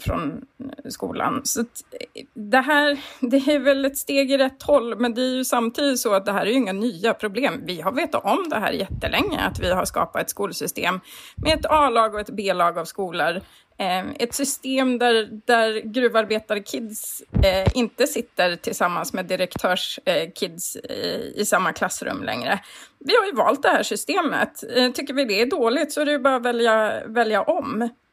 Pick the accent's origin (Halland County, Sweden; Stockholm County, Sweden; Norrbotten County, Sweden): Norrbotten County, Sweden; Kiruna; jag växte upp i Kiruna